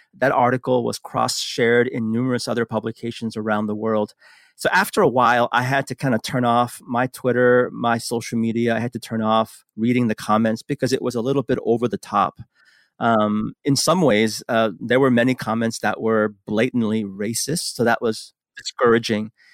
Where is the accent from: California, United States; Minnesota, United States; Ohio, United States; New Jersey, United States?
California, United States; San Francisco; also born or lived in Seoul, South Korea; immigrated to the United States when I was six years old, grew up in San Francisco.